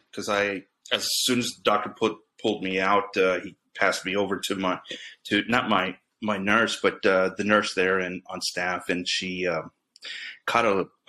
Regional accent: Pasadena, Texas, United States; also born or lived in Brownsville, Texas; I went to school in Pasadena, Texas, which is southeast of Houston.

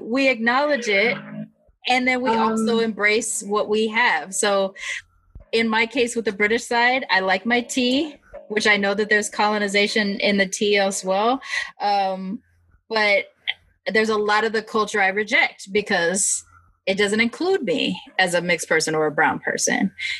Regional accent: United States; as an American

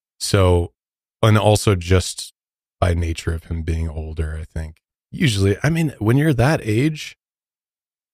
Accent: Midwest, United States; I'm from the Midwest

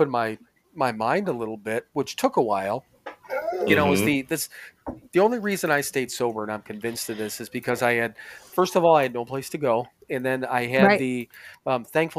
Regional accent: Wisconsin, United States; moved away; from Wisconsin

